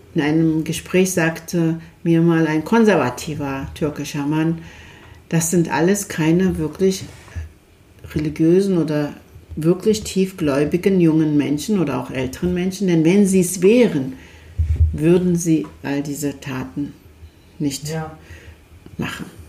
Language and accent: German; Turkey; now in Germany; Wir kommen aus der Türkei